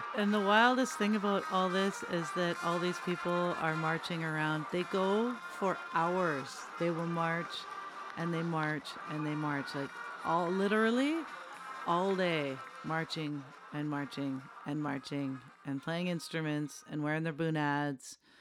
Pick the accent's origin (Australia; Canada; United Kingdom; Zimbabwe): Canada; as a Canadian